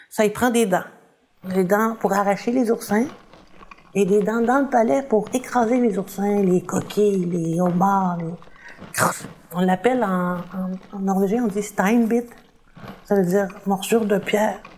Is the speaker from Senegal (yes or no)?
no; Chicoutimi, Quebec, Canada; born there; also born or lived in North Africa; Je suis née à Chicoutimi, il y avait le fjord du Saguenay. Ensuite, euh, j'ai habité l'Afrique du Nord, on restait proche de la mer, sur une plage, c'est quand même pas rien.